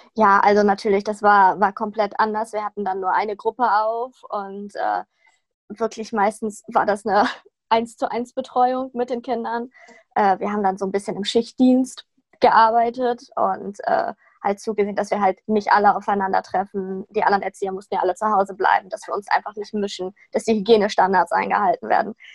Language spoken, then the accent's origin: German; Sauerland, North Rhine-Westphalia, Germany; moved away as an adult; now in Cologne, Germany; Ich komme eigentlich aus dem Sauerland, bin extra nach Köln gezogen, um mein Anerkennungsjahr zu machen.